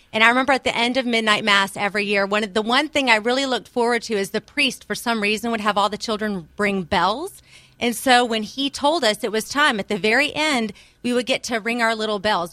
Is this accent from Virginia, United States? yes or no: yes; outside of Richmond, Virginia, United States; I was born outside of Richmond, Virginia